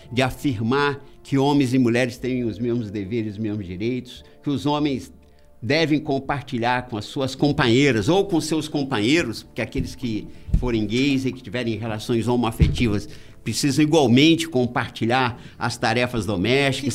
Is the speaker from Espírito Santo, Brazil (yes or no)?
yes; Guaçuí, Espírito Santo, Brazil; eu sou de Guaçuí